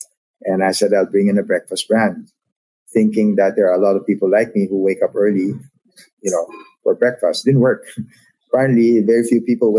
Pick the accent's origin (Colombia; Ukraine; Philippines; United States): Philippines; So that's a part of being Filipino. Like I said, we understand how we work together.